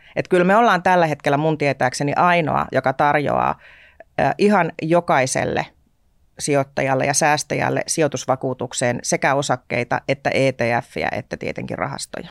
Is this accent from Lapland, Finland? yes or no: yes; Tornio, Lapland, Finland; moved away as an adult; also born or lived in Hamburg, Germany / Luxembourg / Germany; mä olen erittäin ylpeästi torniolainen